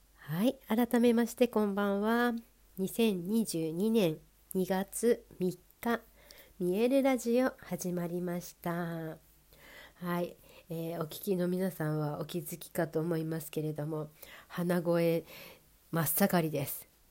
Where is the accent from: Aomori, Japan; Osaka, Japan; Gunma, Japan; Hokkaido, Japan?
Hokkaido, Japan; Sapporo; moved away; 北海道だとね札幌地元札幌だと